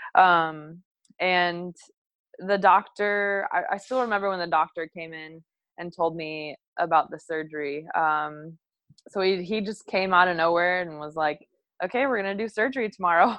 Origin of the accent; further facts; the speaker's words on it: Munster, Indiana, United States; moved away as an adult; also born or lived in Bowling Green, Kentucky / Hawaii; now in Hermosa Beach, United States; we grew up together in Munster, Indiana. Um, so that's where I'm from, right outside of Chicago.